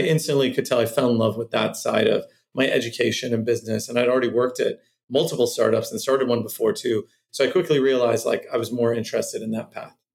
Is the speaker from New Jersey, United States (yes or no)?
no; Cupertino, California, United States; also born or lived in Santa Monica, California / Boston, Massachusetts; I'm from Cupertino, California is where I grew up my formative years